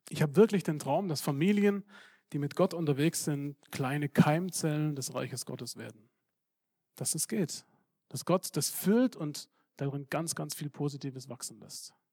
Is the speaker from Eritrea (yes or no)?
no; Serbia; ich komme aus Serbien und ich bin gewohnt, mit äh, Problemen umzugehen